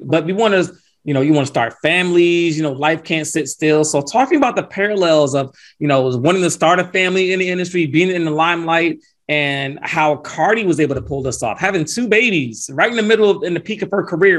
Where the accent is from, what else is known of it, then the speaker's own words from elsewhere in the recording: Atlanta, Georgia, United States; my hometown, Atlanta, Georgia